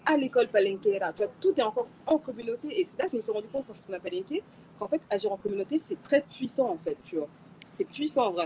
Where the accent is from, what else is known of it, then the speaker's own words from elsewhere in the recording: Paris, Île-de-France, France; moved away as an adult; now in Colombia; je suis née à Paris, j'ai grandi à Paris.